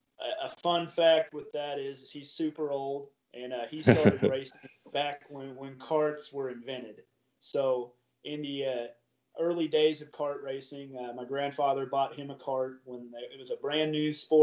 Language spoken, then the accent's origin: English; Columbia, Missouri, United States; here in my hometown